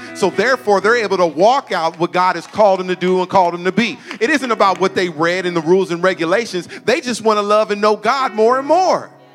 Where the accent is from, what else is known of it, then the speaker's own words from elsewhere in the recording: Suisun City, California, United States; I grew up here in Susoon